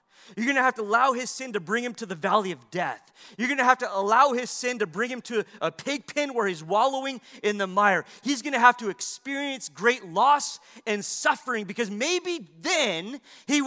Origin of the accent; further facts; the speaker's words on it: United States; we hold as Americans